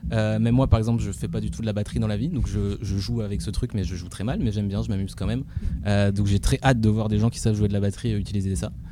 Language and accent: French; Valenciennes, Hauts-de-France, France; moved away as an adult; je suis parti de Valenciennes, une petite ville en France